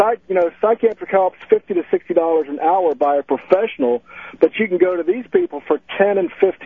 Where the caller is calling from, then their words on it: Melbourne, Florida, United States; I'm calling from Melbourne, Florida.